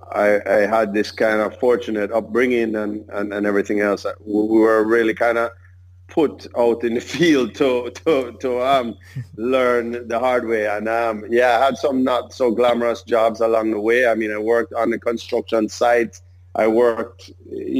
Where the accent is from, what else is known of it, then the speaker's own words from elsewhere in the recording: Jamaica; I was born in Jamaica in 1974